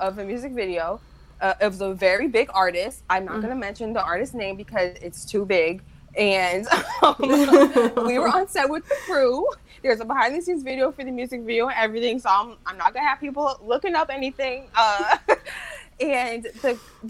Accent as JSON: {"language": "English", "town": "Cleveland", "region": "Ohio", "country": "United States", "tie": "born or raised there", "said": "my hometown, Cleveland"}